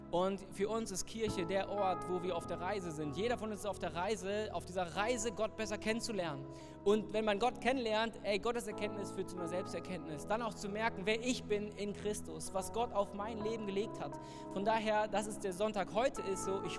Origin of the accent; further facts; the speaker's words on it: Cologne, North Rhine-Westphalia, Germany; Ich meine, ich komme aus Köln, ne?